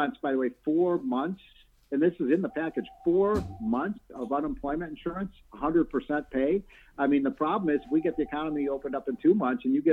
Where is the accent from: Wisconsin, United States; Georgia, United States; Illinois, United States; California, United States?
Illinois, United States; my home state of Illinois